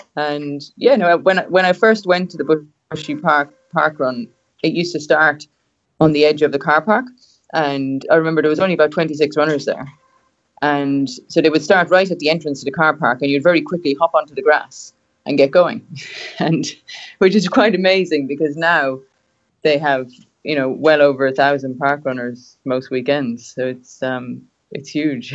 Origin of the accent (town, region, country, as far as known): Cobh, Munster, Ireland; born or raised there; moved away as an adult; now in Australia